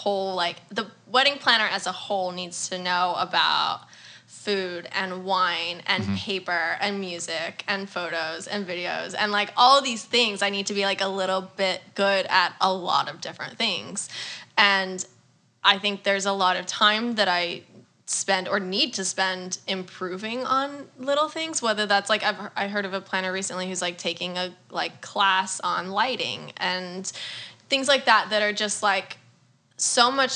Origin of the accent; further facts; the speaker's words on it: Houston, Texas, United States; also born or lived in Austin, Texas; now in New York City, United States; from Houston. But I lived in Austin for a bit.